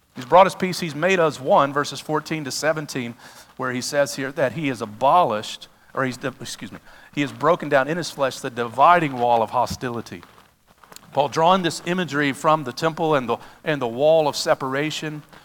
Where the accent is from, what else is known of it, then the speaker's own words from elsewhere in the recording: United States; I'm an American